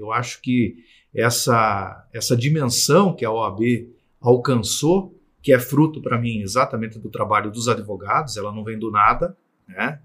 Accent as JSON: {"language": "Portuguese", "country": "Brazil", "tie": "born or raised there", "said": "eu sou oriundo do interior do, do Estado"}